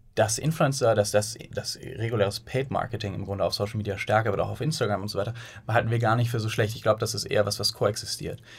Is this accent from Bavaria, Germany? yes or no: no; Bonn, North Rhine-Westphalia, Germany; moved away as an adult; now in Hamburg, Germany; Wir sind eigentlich geboren in Bonn und äh, sind dann mit der Zeit nach Hamburg gezogen, nach dem Studium